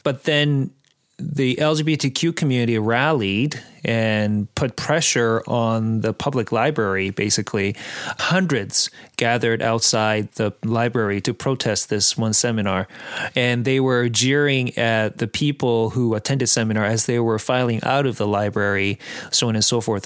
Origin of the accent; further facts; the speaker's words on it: Abbotsford, British Columbia, Canada; I'm from Abbotsford, where it, there are lots of Mennonites